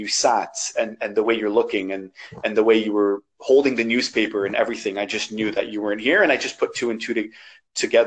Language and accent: English; Canada; accent: Canadian; there's no real accent there. I sound Canadian, like I'm born here. Like I'm from the North, you know, like this is me, this is my country